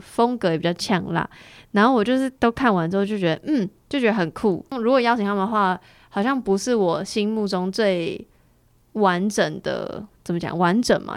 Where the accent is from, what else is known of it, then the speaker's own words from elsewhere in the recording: Taiwan; 确实我们是台湾人